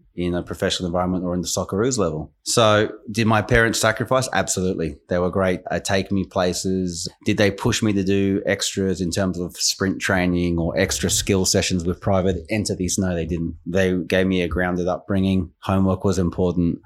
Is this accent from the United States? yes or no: no; Queensland, Australia; moved away as an adult; also born or lived in England; growing up in Australia